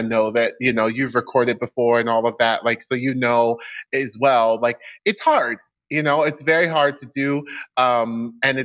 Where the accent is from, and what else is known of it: Orlando, Florida, United States; born or raised there; also born or lived in Baltimore, Maryland; now in New York, United States